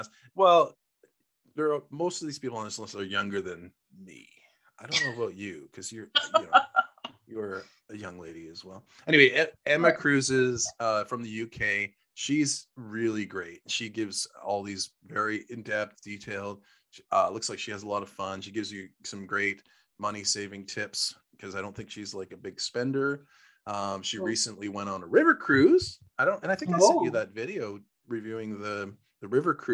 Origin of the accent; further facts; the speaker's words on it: Canada; we're from Canada